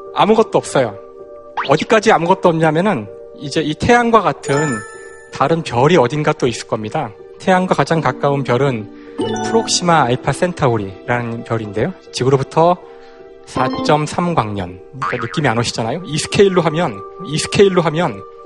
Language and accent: Korean; Seoul, South Korea; 고향은 서울이고요.